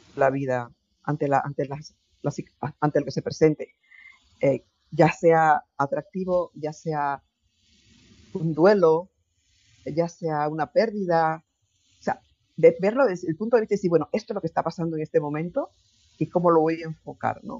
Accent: Chiriquí, Panama; now in Spain; en, Panamá, en mi tierra, en Chiriquí.

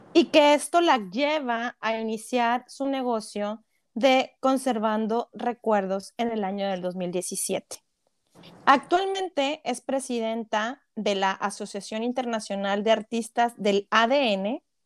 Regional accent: Monterrey, Nuevo León, Mexico; Somos regias, 100% regias.

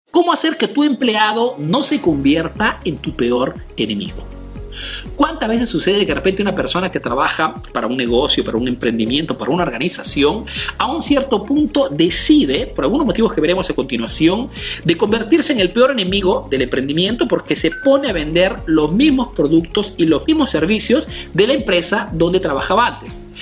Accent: Peru; now in Italy

